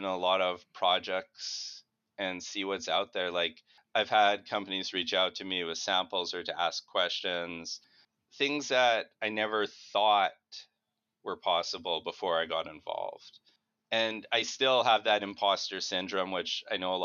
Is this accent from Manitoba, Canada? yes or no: yes; Winnipeg, Manitoba, Canada; I'm from Winnipeg